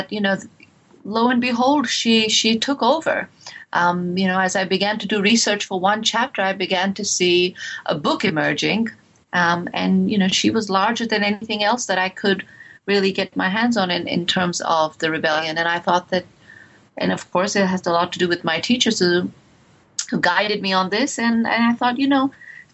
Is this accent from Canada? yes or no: no; India; growing up in India